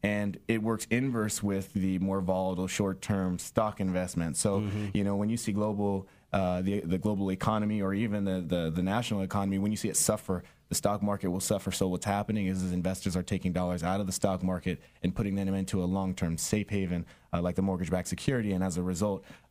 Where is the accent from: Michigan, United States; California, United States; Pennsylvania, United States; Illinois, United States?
California, United States; San Diego; also born or lived in West Virginia; Sara Mesa. That was my old stomping ground